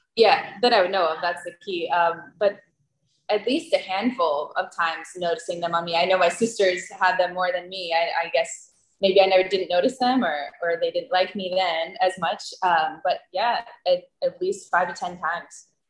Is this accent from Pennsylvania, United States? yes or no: yes; Pennsylvania, United States; moved away as an adult; now in Costa Rica; I grew up in Pennsylvania